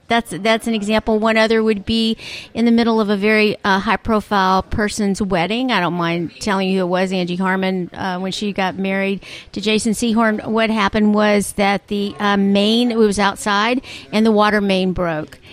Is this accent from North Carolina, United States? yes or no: no; Dallas, Texas, United States; I'm from Dallas